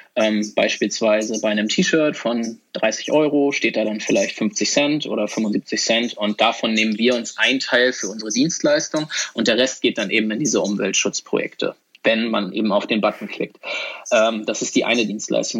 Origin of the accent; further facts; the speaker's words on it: Hamburg, Germany; also born or lived in Sweden; ich komme nämlich auch aus Hamburg